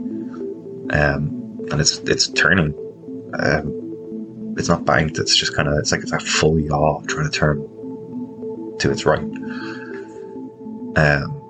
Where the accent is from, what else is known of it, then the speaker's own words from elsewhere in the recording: Ireland; also born or lived in Dublin; I'm from Ireland.